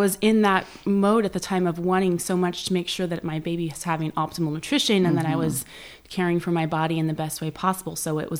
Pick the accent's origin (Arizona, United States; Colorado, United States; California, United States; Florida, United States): California, United States; San Jose; San Jose.